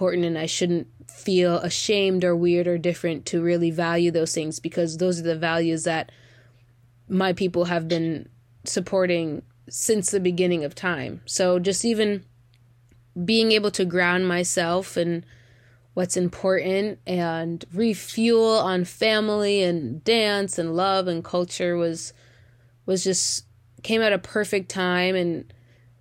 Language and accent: English; United States; being an American, growing up in America